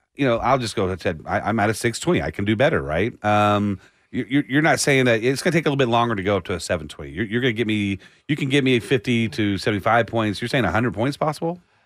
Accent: Austin, Texas, United States; growing up in Austin

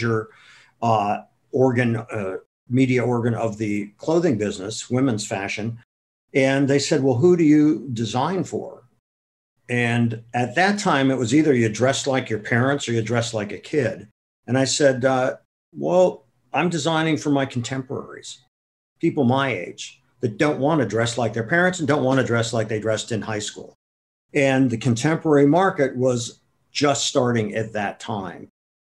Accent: Akron, Ohio, United States; moved away as an adult; also born or lived in Madison, Wisconsin; now in New York City, United States; I'm originally from Akron, Ohio, and I had lots of jobs when I was growing up

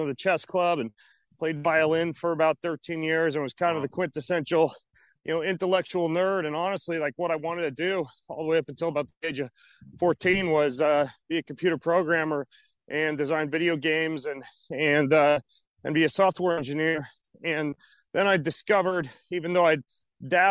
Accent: North Idaho, United States; also born or lived in Lewiston, Idaho / Moscow, Idaho; I was born in North Idaho and was born into a Christian family

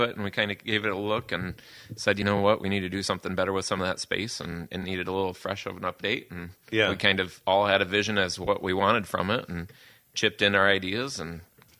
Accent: Fennville, Michigan, United States; We grew up in Fenville, pretty much like 2 miles down

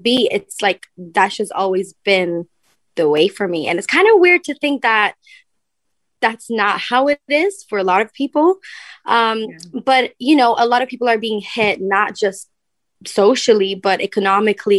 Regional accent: Stockholm, Stockholm County, Sweden; I love my hometown. I love Stockholm

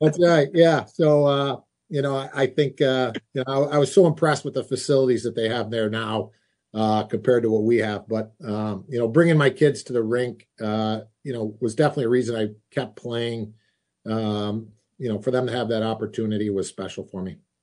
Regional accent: Rochester, New York, United States; my hometown

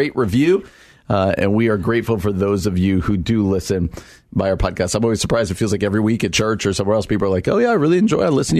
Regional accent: Scranton, Pennsylvania, United States; born there; I was born in Scranton.

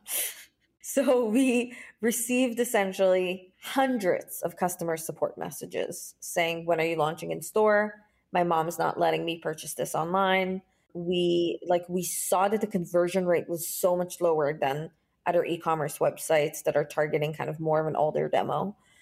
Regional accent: Israel; I was born and raised in Israel

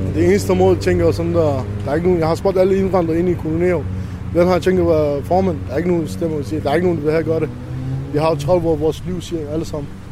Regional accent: Iraq; Danish is a second language; now in Denmark; Jeg er iraker

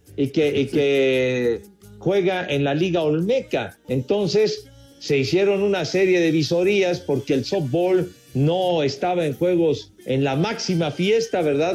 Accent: Mexico City, Mexico; soy orgullosamente iztapalapense

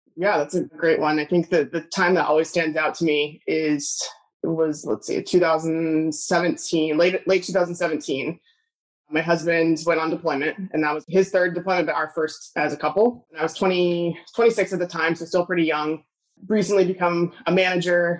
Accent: Southern California, United States; I grew up in California. Maybe it's Southern California.

